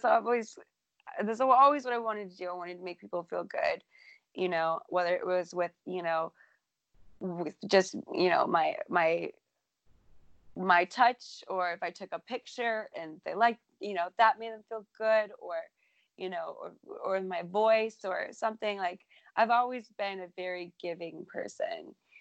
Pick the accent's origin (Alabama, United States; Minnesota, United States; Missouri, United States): Minnesota, United States; my home state of Minnesota